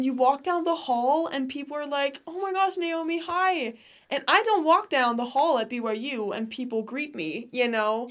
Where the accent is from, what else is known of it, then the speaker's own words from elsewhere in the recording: Denmark; moved away as an adult; also born or lived in England / United States (born); now in Utah, United States; I lived in England for a bit too, but I grew up in Denmark my whole life